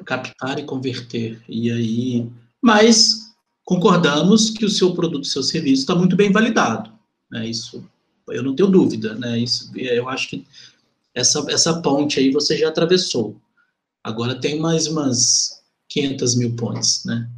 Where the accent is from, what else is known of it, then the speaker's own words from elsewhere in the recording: Belo Horizonte, Minas Gerais, Brazil; eu sou de Venda Nova, sabe? E fui criado boa parte da minha vida lá